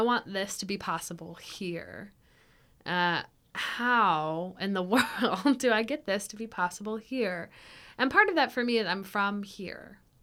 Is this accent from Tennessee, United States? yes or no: yes; Ashland City, Tennessee, United States; also born or lived in Nashville / Clarksville; I was born in Nashville and I grew up um, outside of Nashville near Ashland City in Cheatham County